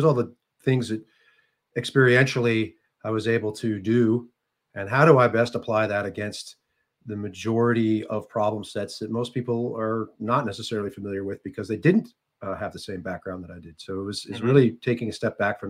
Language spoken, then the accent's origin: English; Silver Spring, Maryland, United States; I'm from Silver Spring, Maryland